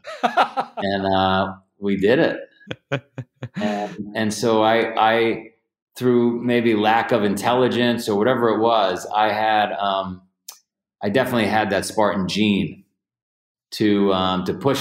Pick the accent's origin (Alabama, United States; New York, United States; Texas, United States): New York, United States; New York City; I grew up in Ground Zero for Goodfellas, so the Varios lived across the street